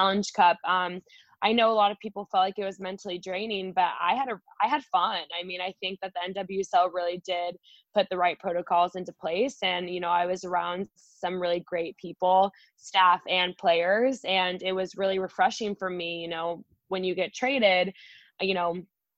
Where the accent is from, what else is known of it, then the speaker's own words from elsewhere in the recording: Idaho, United States; moved away as an adult; also born or lived in Chicago / Houston; now in Tacoma, United States; I'm from Idaho, so I'm used to having hills and mountains